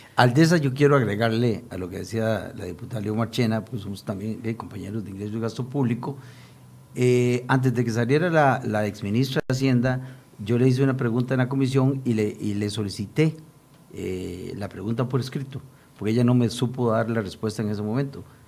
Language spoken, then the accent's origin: Spanish; Costa Rica